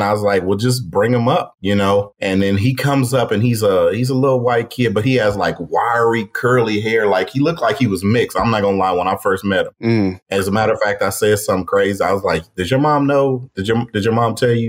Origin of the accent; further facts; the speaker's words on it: Pontiac, Michigan, United States; moved away as an adult; also born or lived in Kansas / Corpus Christi, Texas; I'm originally from Pontiac, Michigan, but Detroit